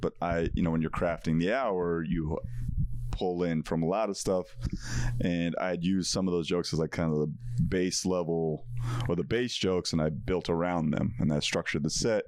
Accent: Parsippany, New Jersey, United States; moved away as an adult; also born or lived in New York City; growing up in Parsippany, New Jersey, I was surrounded by Indian people

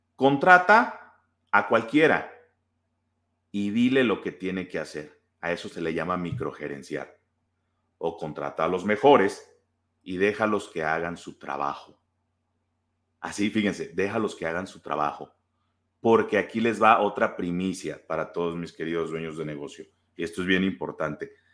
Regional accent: Guaymas, Sonora, Mexico; now in Guadalajara, Mexico; yo soy de, vivo en Guadalajara, pero yo soy de Sonora, soy de Guaymas

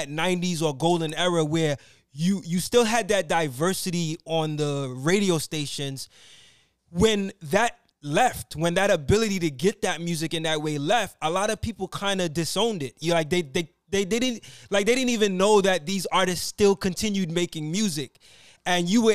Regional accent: New York, United States; me being from New York

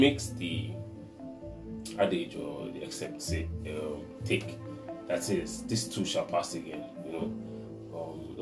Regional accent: Nigeria; As a Nigerian

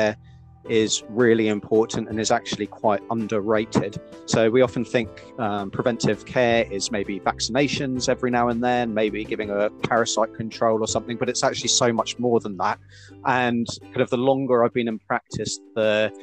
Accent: United Kingdom; moved away as an adult; now in New Zealand; you'll probably tell from my accent, I'm originally from the UK

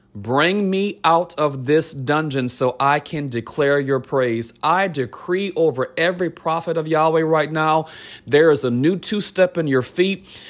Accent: New Orleans, Louisiana, United States; I'm from New Orleans

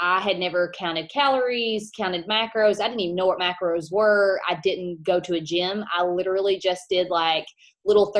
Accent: Kentucky, United States; I am from Kentucky

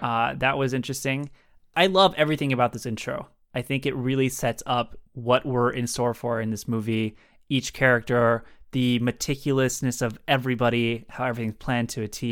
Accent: San Diego, California, United States; San Diego, my hometown

